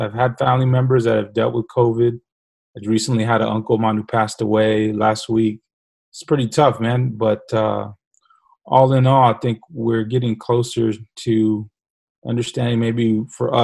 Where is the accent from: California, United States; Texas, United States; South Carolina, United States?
Texas, United States; San Antonio; Grew up on the southeast side of San Antonio